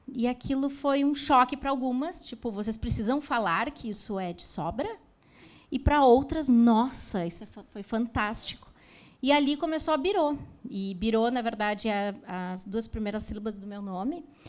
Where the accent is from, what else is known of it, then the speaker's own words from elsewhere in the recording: Novo Hamburgo, Rio Grande do Sul, Brazil; Somos de Novo Hamburgo